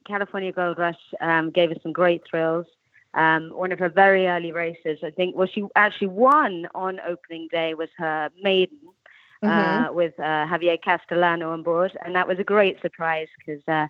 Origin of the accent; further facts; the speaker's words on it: English countryside, England, United Kingdom; accent: English; moved away as an adult; also born or lived in Baltimore, Maryland, United States; now in United States; you can tell from my accent, I'm English. But I was actually born in America, so I consider myself English-American. I was born in Baltimore and then grew up in the English countryside.